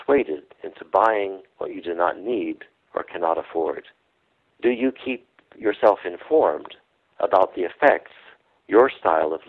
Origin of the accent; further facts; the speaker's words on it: Indianapolis, Indiana, United States; I grew up in Indianapolis